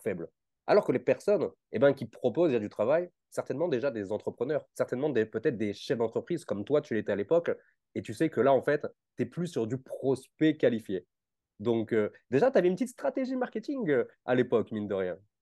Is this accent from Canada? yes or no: no; Nice, Provence-Alpes-Côte d'Azur, France; on vient de la même région, je viens de Nice aussi.